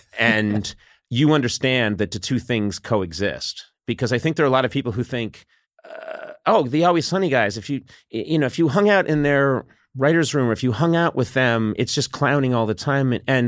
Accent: Brookline, Massachusetts, United States; Yeah, I'm from Massachusetts, from Brookline, right outside Boston.

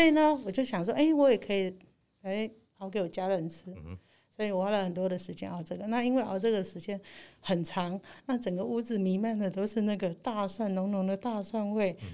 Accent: Keelung, Taiwan; 我们家乡的美好，嗯。就是我们基隆八斗子的那个美好

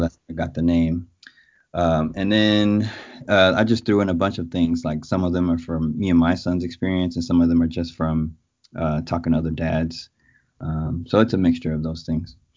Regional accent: Oakland, California, United States; also born or lived in San Francisco / Berkeley / Brooklyn, New York; artist, father, husband from Oakland, California, born and raised in the Bay Area.

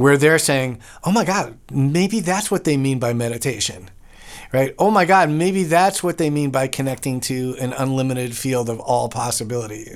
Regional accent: New York, United States; I'm from New York

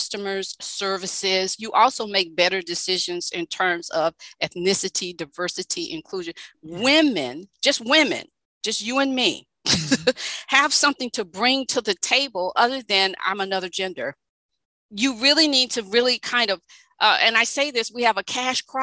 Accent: Louisiana, United States; grew up in the South, and equity, diversity, and inclusion was just not a thing that was occurring there in Louisiana

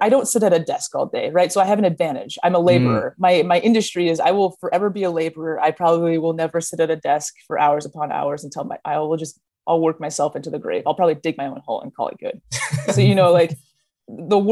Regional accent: Minneapolis, Minnesota, United States; I grew up in Minnesota.

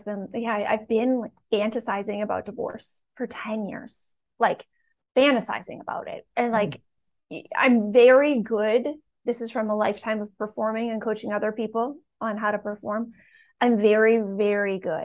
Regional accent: Canada; moved away as an adult; also born or lived in Bucks County, Pennsylvania; now in United States; this woman moved away from her family and her country alone at 21, because I'm from Canada

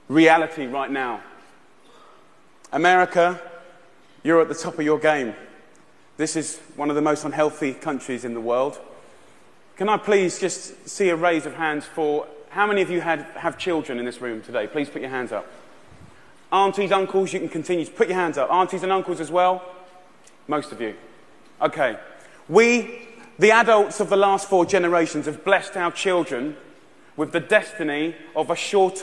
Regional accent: Essex, East of England, United Kingdom; I'm 34 years old, I'm from Essex in England

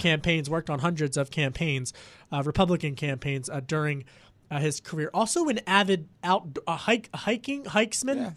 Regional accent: Delaware County, Pennsylvania, United States; Delaware County, Pennsylvania, where I grew up outside of Philadelphia.

